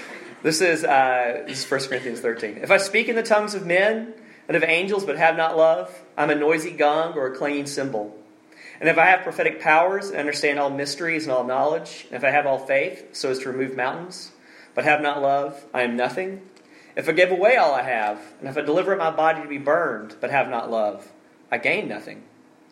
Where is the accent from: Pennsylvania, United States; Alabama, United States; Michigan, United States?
Alabama, United States; moved away; my home state of Alabama